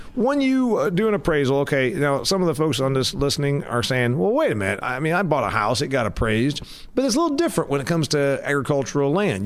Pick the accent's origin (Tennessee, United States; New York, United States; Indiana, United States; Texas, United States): Indiana, United States; I'm from Indiana